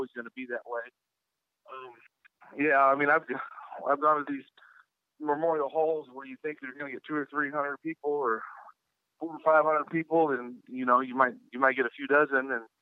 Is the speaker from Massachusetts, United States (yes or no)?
no; Kansas, United States; I grew up in Kansas, actually, and then lived a few other places, but that's currently where I call home as well.